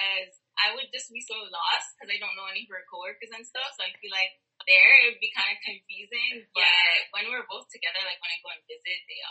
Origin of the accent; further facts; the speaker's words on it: Brampton, Ontario, Canada; we're actually from Brampton.